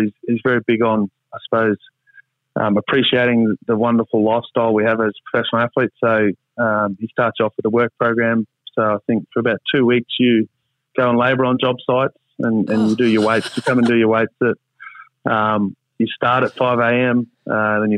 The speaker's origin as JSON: {"language": "English", "region": "Queensland", "country": "Australia", "tie": "born or raised there", "also_born_or_lived": "Townsville / Gladstone / Brisbane", "said": "So I grew up in Townsville, North Queensland, and then did some time in Central Queensland and Gladstone, and then got to Brisbane in grade 9."}